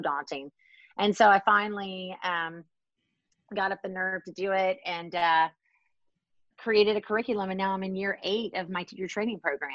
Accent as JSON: {"language": "English", "town": "Baton Rouge", "region": "Louisiana", "country": "United States", "moved": "yes", "lives_now": "Washington, DC, United States", "said": "I'm from Baton Rouge, Louisiana."}